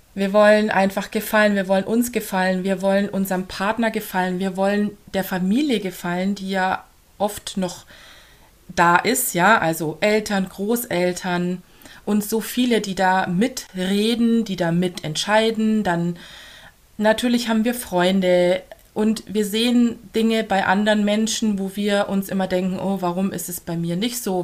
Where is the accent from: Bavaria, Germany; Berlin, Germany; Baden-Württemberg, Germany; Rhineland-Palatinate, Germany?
Bavaria, Germany; Augsburg; accent: Swabian; now in near Regensburg, Germany; Gebürtig komme ich eigentlich aus Augsburg